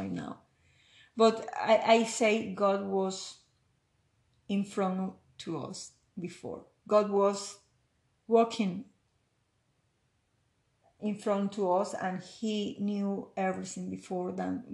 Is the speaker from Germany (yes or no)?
no; Venezuela; English is a second language; moved away as an adult; now in Canada; I was living in Venezuela in that moment.